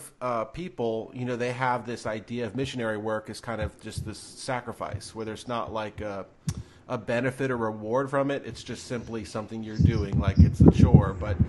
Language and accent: English; New York, United States; moved away as an adult; also born or lived in Ohio; I grew up in New York and went to college in Ohio